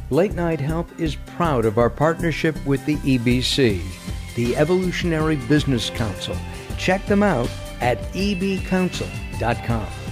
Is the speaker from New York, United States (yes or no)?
no; Los Angeles, California, United States; while I was a kid growing up in the San Fernando Valley